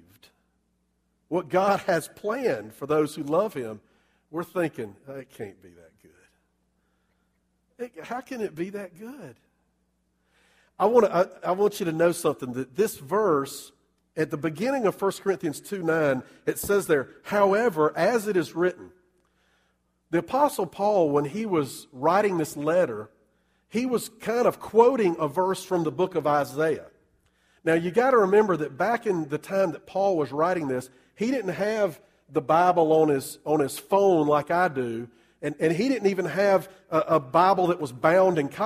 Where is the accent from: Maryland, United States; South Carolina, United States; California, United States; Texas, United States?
South Carolina, United States; Columbia; I grew up in Columbia